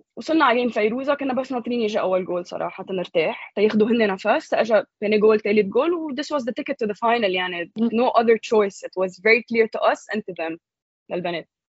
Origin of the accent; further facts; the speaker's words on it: Lebanon; نحن very patriotic كلبنانيه